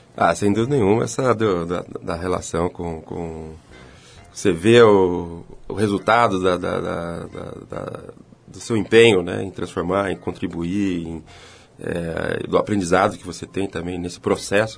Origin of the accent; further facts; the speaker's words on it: Ribeirão Preto, São Paulo, Brazil; ele se transferiu para Ribeirão Preto, que foi onde eu nasci